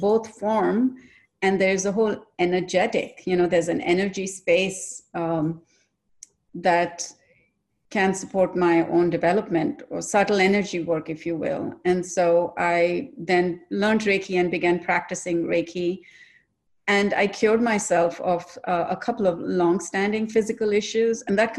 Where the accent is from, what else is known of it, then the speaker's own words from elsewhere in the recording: India; I'm originally from India, and I like to say from neither here nor there, because my father is from the north, my mother's from the south.